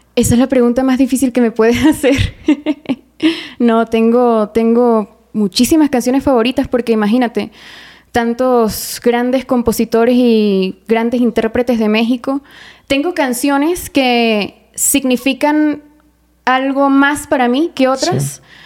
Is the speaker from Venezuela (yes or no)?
yes; Mérida, Venezuela; moved away; en mi ciudad natal, Mérida, Venezuela